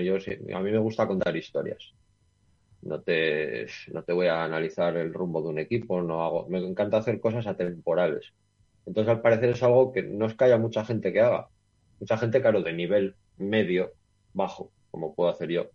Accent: Gijón, Asturias, Spain; also born or lived in León; now in Noreña, Spain; yo soy de Gijón, de toda la vida, ¿vale? Yo nací en Gijón

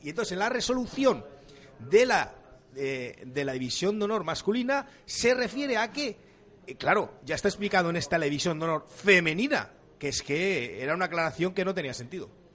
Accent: Avilés, Asturias, Spain; also born or lived in Cáceres; yo nací en Avilés, pero mi familia es cacereña, con lo cual soy de Carcáceres

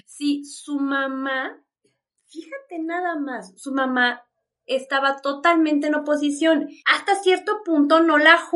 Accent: New York, United States; Ah, porque yo soy de Nueva York, no sé si te dije.

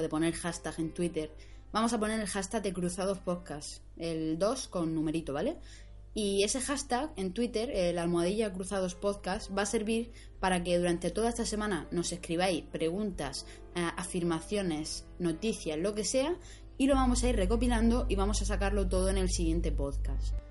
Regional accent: Alcantarilla, Region of Murcia, Spain; aquí a Alcantarilla, a mi pueblo

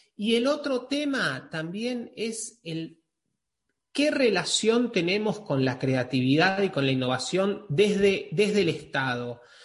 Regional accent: Argentina; yo soy argentino

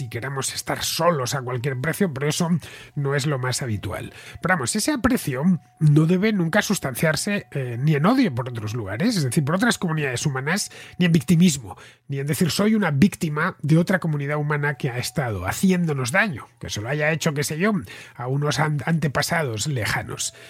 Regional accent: Madrid, Community of Madrid, Spain; Es donde he nacido, donde me he criado, donde he sido feliz y donde nacieron mis padres es también el lugar donde he pasado la mayor parte de mi vida, por lo que mis recuerdos, tanto los buenos como los malos, están relacionados pues con mi país y con mi ciudad, más concretamente con Madrid

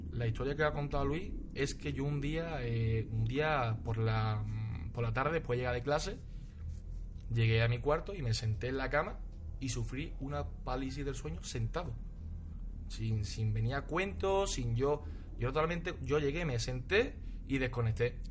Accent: Ronda, Andalusia, Spain; now in Almería, Spain; Yo soy de Ronda, pero actualmente resido en Almería.

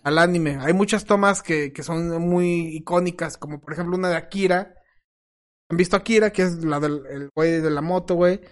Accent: Mexico; pinches mismos mexicanos

